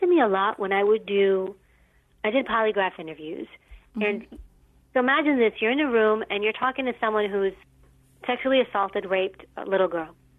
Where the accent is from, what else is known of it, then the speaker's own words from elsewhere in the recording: New York City, New York, United States; I grew up in New York City and uh, in a, a rougher area